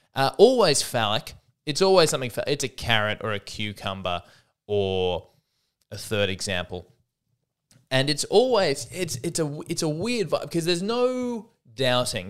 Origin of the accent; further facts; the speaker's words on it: Australia; I'm an Aussie deep down at heart